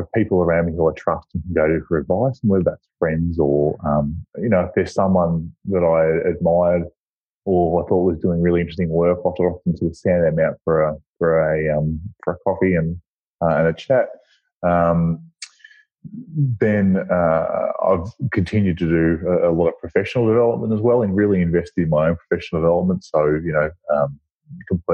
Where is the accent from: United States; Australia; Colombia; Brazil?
Australia; Birchip, Victoria; also born or lived in Swan Hill; I was born in Swan Hill and grew up in Birchip.